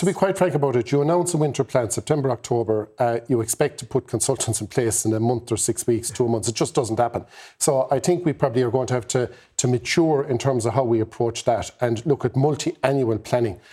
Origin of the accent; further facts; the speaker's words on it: the Midwest, Mid-West, Ireland; I come from the Midwest